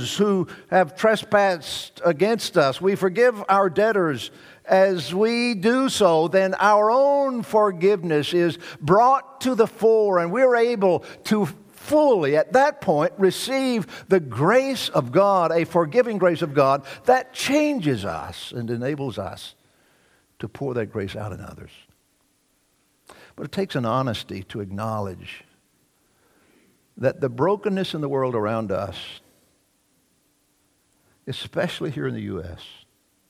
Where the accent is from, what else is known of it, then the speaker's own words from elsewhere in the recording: Deep South, United States; the years that I grew up in the Deep South